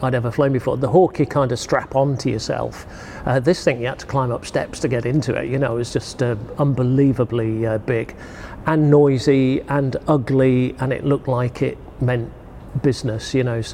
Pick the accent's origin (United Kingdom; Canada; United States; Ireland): United Kingdom; Yorkshire and the Humber; growing up in North Yorkshire, that was Finningley, Church Fenton.